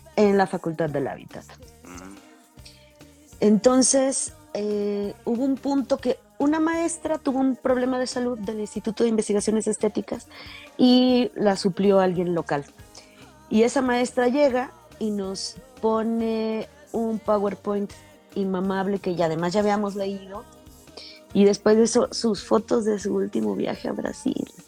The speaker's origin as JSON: {"language": "Spanish", "country": "Mexico", "tie": "born or raised there", "said": "Yo crecí en la Beanaya, allá por la iglesia."}